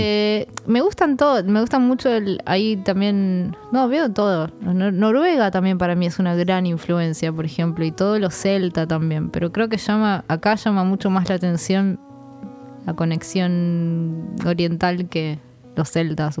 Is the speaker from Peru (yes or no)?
no; Argentina; yo soy eh, argentina